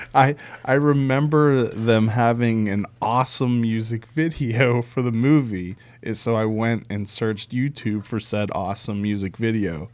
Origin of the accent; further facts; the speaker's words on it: Pittsburgh, Pennsylvania, United States; now in Baltimore, United States; I grew up in Pittsburgh